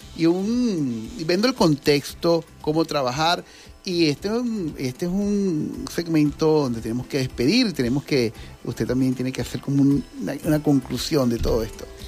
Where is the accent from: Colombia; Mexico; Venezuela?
Venezuela; Nosotros los venezolanos